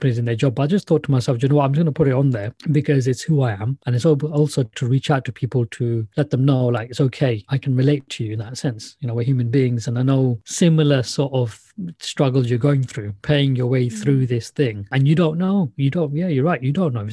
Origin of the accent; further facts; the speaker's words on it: Luton, East of England, United Kingdom; I'm from Luton